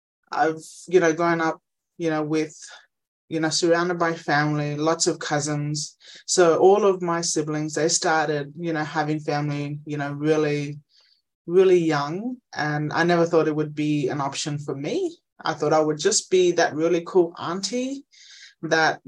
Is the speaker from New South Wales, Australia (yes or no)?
no; Injinoo, Cape York, Queensland, Australia; moved away; I'm originally from Ingenu in Cape York, small Aboriginal community